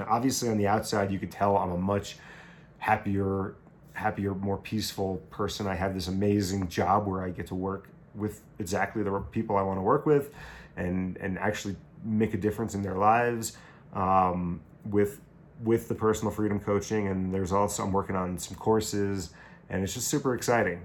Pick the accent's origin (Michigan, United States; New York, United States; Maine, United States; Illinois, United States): New York, United States; Long Island; moved away as an adult; also born or lived in Buffalo / Caribbean; growing up on Long Island